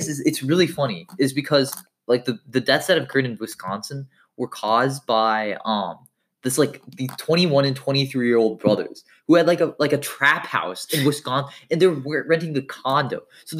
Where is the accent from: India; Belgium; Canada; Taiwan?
India; I'm Indian. I wouldn't want a mushroom dick.